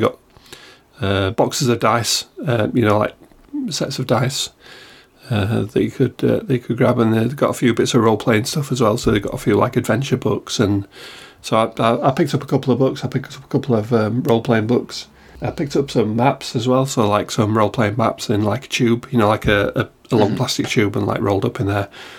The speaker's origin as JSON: {"language": "English", "country": "United Kingdom", "said": "I don't know if this was ad hoc or just because we're British, but basically you queue, don't you?"}